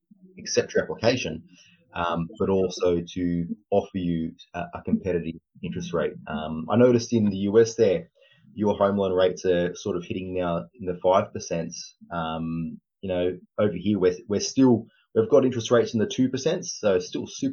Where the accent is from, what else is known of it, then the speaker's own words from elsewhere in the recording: Australia; also born or lived in Sydney; I'm from Australia. I'm in Sydney, and I'm a mortgage broker down here